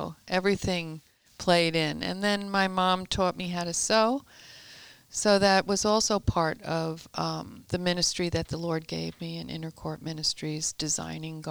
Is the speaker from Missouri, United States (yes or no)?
no; Long Island, New York, United States; I was born and raised in Long Island, New York